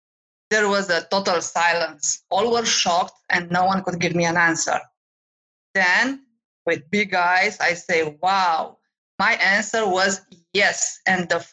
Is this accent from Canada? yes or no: no; Romania; moved away as an adult; also born or lived in France / Cyprus / Nigeria; now in United States; I am from Romania, but I traveled and lived in many countries in Europe, like France and Cyprus